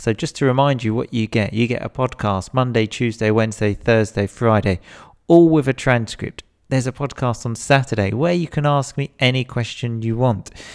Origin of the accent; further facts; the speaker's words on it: England, United Kingdom; I'm definitely English. I definitely come from England